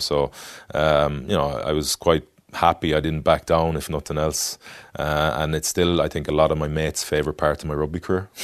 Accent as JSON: {"language": "English", "town": "Galway", "region": "Connacht", "country": "Ireland", "tie": "born or raised there", "also_born_or_lived": "France", "moved": "as an adult", "said": "I grew up in Galway"}